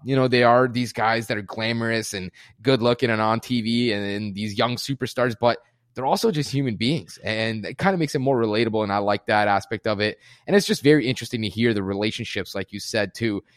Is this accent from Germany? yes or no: yes; Germany; moved away; I was born and raised in Germany too